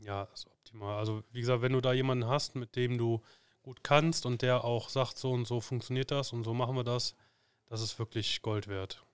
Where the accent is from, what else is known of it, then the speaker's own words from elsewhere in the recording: Cologne, North Rhine-Westphalia, Germany; wir haben hier bei uns im, im Kölner Raum, wo ich herkomme